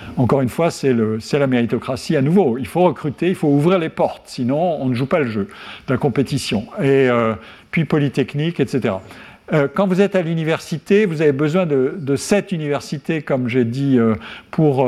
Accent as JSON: {"language": "French", "area": "Lorraine", "region": "Grand Est", "country": "France", "tie": "born or raised there", "said": "Lorraine, mon pays natal"}